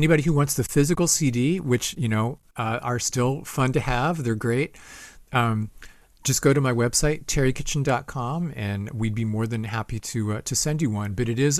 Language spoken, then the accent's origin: English; Ohio, United States; now in Boston, United States; people came from all over the country. We came from Ohio, bands came from all over because the Berklee School of Music was here.